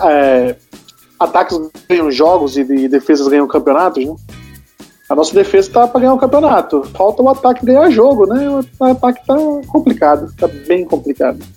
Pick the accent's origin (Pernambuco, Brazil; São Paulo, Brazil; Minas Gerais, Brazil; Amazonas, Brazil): Amazonas, Brazil; Manaus; sou de Manaus, no estado do Amazonas.